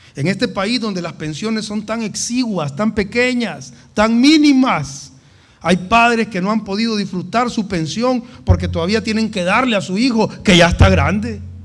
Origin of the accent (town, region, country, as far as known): El Salvador